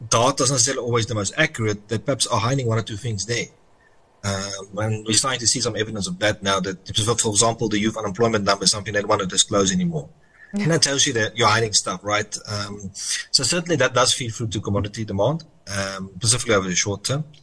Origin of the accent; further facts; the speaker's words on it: South Africa; I think the problem for me as a South African investor is how much are we going to be diluted